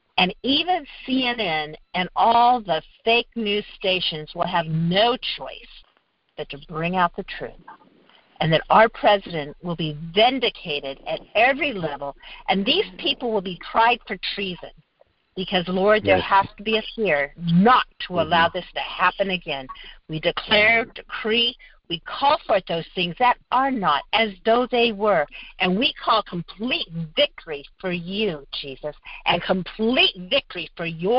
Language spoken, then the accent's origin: English; California, United States; also born or lived in Fort Wayne, Indiana; I was raised in California